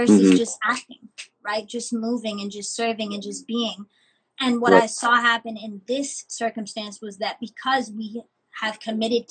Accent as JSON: {"language": "English", "town": "New York City", "region": "New York", "country": "United States", "tie": "born or raised there", "said": "I'm from the Bronx pretty much. Born and raised in the same neighborhood"}